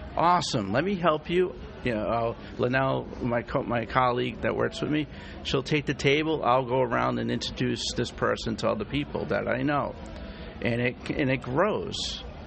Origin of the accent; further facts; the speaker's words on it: Rhode Island, United States; I'm from Rhode Island, believe it or not great place to live, awesome place to grow up